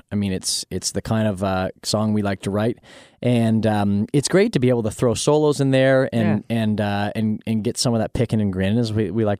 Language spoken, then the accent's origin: English; Nashville, Tennessee, United States; we grew up playing in Nashville and down in Tennessee since we were 9 and 11 years old.